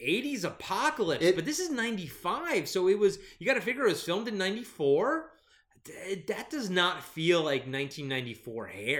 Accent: Maryland, United States; accent: Maryland; I think that's my Maryland accent coming through.

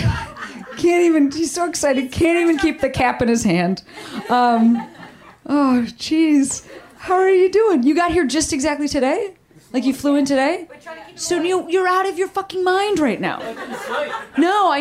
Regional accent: Chicago, Illinois, United States; now in Los Angeles, United States; I'm from Chicago, like I'm not from Australia

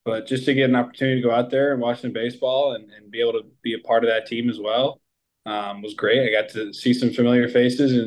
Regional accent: Raleigh, North Carolina, United States; also born or lived in Holly Springs, North Carolina / Cary, North Carolina; I grew up in Raleigh, but the high school I went to was in the Holly Spring, Cary

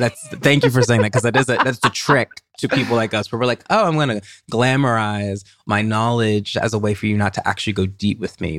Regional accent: Tennessee, United States; I identified as a writer from Tennessee

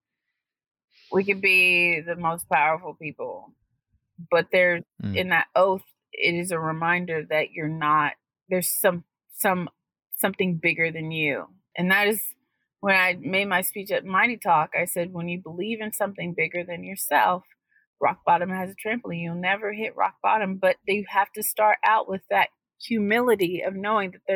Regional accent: United States; We are American today

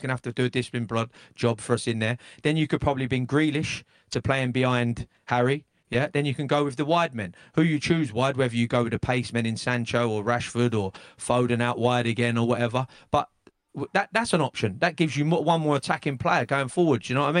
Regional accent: England, United Kingdom; as an Englishman

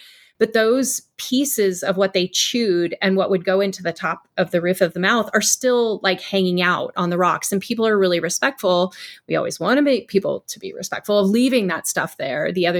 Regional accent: California, United States; now in Arizona, United States; Yeah, I come from California and I was blown away when we moved here that so many things were so well preserved and cared for and still in these conditions.

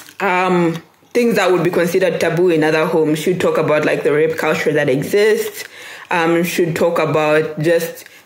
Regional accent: Lusaka, Lusaka Province, Zambia; also born or lived in Ndola; I was born and raised in Zambia. I was born in Lusaka, then moved to Ndola, then moved back to Lusaka, and that's where I currently reside

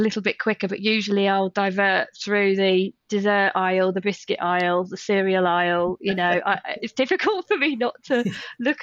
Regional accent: Midlands, United Kingdom; moved away; also born or lived in North of England; I grew up in the Midlands, but I lived up north for maybe 10, 11 years

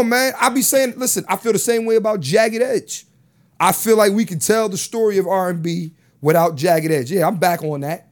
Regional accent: Philadelphia, Pennsylvania, United States; I'm from Philly

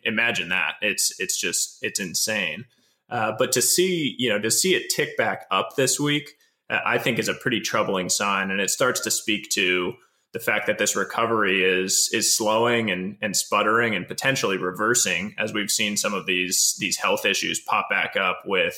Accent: East Coast, United States; moved away as an adult; now in California, United States; I grew up on the East Coast, moved out to California back in 2009

